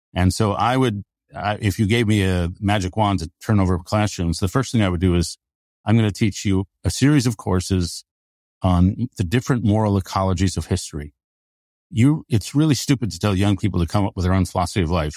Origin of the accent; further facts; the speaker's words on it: United States; basically fourth generation American